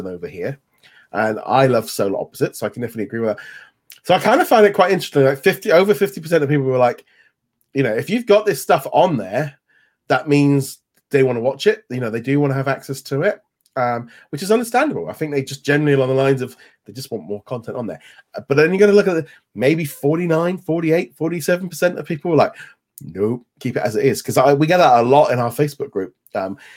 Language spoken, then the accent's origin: English; United Kingdom